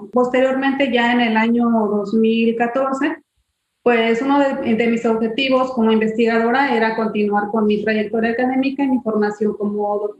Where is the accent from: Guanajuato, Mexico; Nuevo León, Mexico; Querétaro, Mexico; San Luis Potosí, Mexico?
San Luis Potosí, Mexico; moved away as an adult; now in Tabasco, Mexico; soy originaria de San Luis Potosí entonces yo en el año 2008 llegué a Tabasco